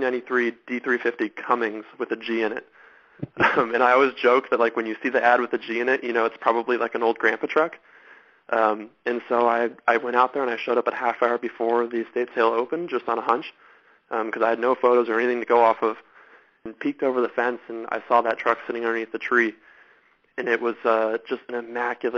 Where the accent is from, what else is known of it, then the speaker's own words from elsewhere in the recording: Southern California, United States; I grew up in Southern California. That's where I'm from.